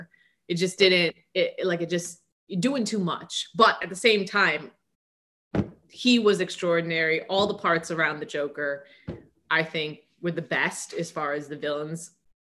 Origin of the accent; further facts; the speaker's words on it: Midwest, United States; I'm from the Midwest